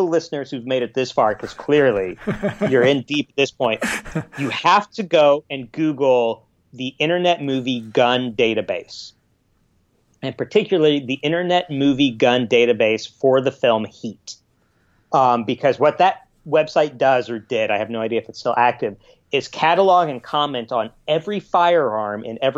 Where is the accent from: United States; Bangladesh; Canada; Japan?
United States; Los Angeles, California; I'm you're Australian, but I'm from Los Angeles, and I barely can put on socks anymore, you know?